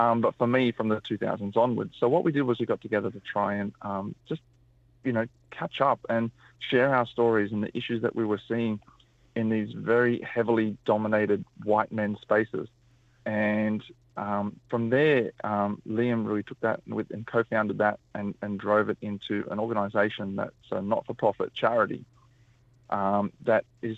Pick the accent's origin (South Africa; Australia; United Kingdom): Australia; New South Wales; I'm a Wiradjuri mob. My mum and my family actually grew up in Lithgow, just got on the other side of the Blue Mountains. I was born in Awabakal land. We travelled around a lot.